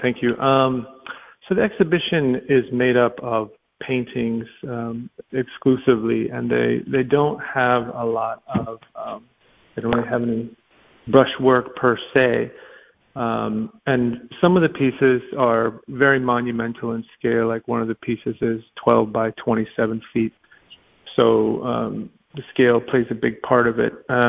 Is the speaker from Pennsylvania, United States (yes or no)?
no; Alaska, United States; also born or lived in different places; I grew up in Alaska and different places, and I always was struck by grand vistas, and I just kind of grew up like that naturally, and the capacity of the landscape.